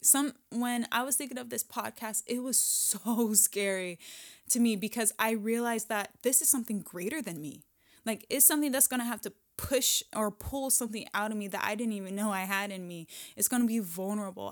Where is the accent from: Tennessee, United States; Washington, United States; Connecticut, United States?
Washington, United States; I'm still in my hometown, in my home state